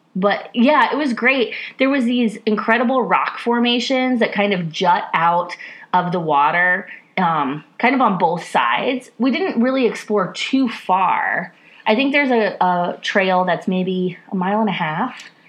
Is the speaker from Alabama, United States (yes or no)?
no; Iowa, United States; now in Ohio, United States; growing up in Iowa